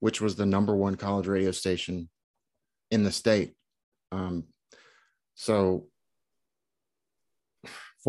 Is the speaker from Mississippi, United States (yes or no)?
yes; Hattiesburg, Mississippi, United States; also born or lived in Louisiana / Missouri / Arizona / Connecticut; I'm from Mississippi, Hattiesburg originally.